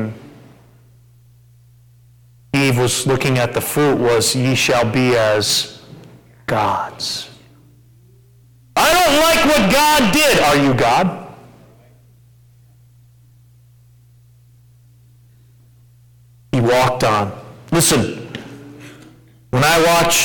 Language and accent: English; United States; We're typical American Christians